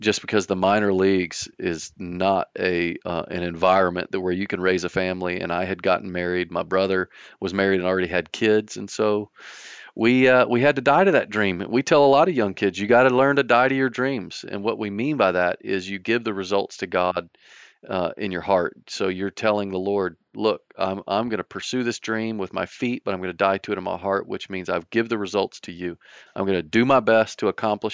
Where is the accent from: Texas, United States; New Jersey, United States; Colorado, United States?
Texas, United States; Garland; David and I grew up in Garland, Texas, which is just a little town just north of Dallas